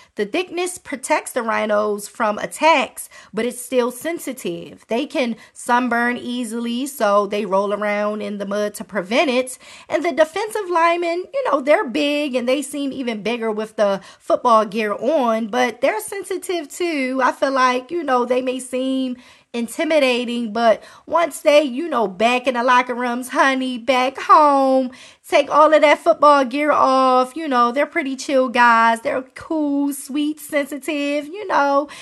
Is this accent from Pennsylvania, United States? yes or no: no; Baltimore, Maryland, United States; I'm from Baltimore